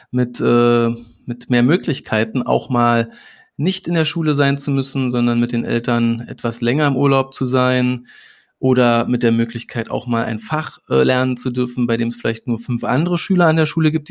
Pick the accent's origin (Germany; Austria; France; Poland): Germany; Saxony-Anhalt; also born or lived in Berlin; Also ich bin in Berlin geboren, aber äh, in, in Sachsen-Anhalt in einem winzigen Dorf. Das hatte mal 80 Einwohner, jetzt hat es noch 30 Einwohner.